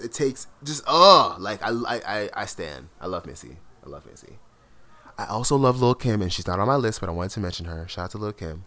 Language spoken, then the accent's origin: English; South Florida, United States; growing up in South Florida, like I grew up with a lot of Latin friends